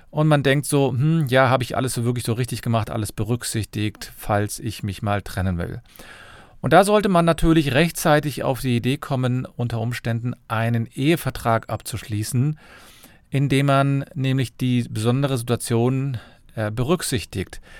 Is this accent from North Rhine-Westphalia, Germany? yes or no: yes; Cologne, North Rhine-Westphalia, Germany; ich bin Fachanwalt für Familienrecht, ich komme aus Köln.